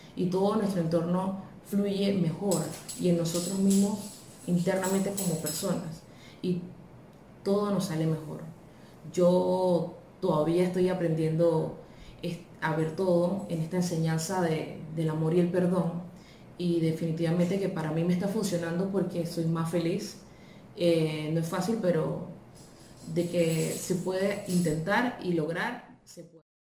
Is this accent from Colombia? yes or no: no; Panama; soy de Panamá